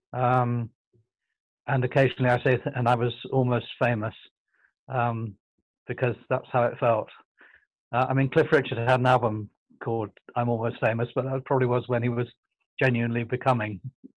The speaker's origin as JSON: {"language": "English", "region": "London", "country": "United Kingdom", "tie": "born or raised there", "said": "I was plucked from the East End by a benefactor who was my godfather"}